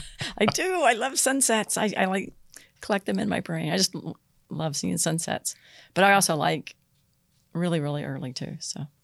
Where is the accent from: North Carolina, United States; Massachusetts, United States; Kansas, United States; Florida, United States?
Florida, United States; Vero Beach; moved away as an adult; now in Pasco County, United States; I grew up in Vero Beach.